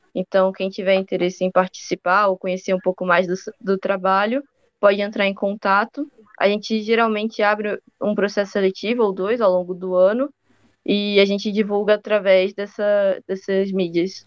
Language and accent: Portuguese; Rio de Janeiro, Brazil; now in Piracicaba, Brazil; Eu agora estou em Piracicaba, mas eu passei bastante tempo na casa dos meus pais no Rio de Janeiro.